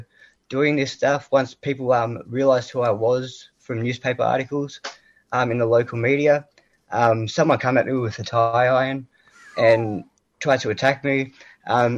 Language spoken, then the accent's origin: English; Ballarat, Victoria, Australia; also born or lived in Melbourne; my hometown in Ballarat